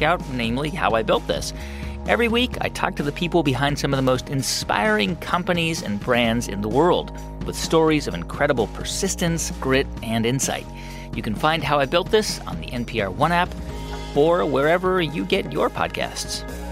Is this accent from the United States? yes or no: yes; San Antonio, Texas, United States; growing up in San Antonio, like many people in the region, spent a lot of my Sundays as a kid in a church house.